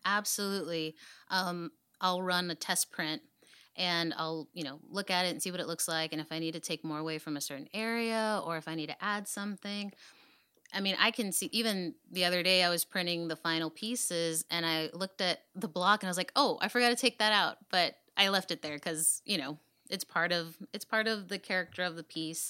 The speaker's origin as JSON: {"language": "English", "town": "Dallas", "region": "Texas", "country": "United States", "tie": "born or raised there", "said": "I'm from Oak Cliff. I was born and raised in Dallas"}